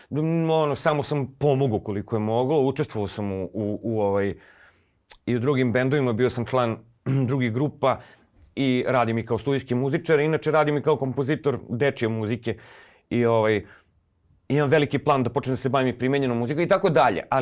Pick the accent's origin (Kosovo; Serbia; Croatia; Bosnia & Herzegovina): Serbia; Belgrade; nekako sam kao rođeni Beograđanin osjećao pripadnost, to je jedina pripadnost koju sam osjećao, gradu